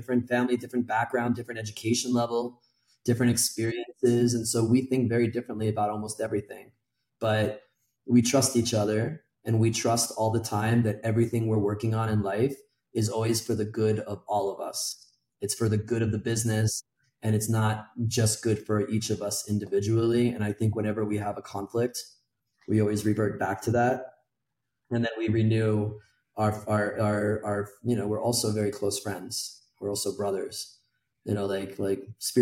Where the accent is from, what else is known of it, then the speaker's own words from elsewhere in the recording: United States; moved away as an adult; now in Mexico City, Mexico; I'm American